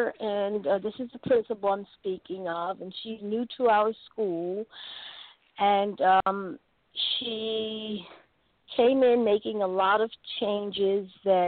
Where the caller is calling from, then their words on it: North Carolina, United States; Yes, this is Lowe's, and I'm calling from North Carolina.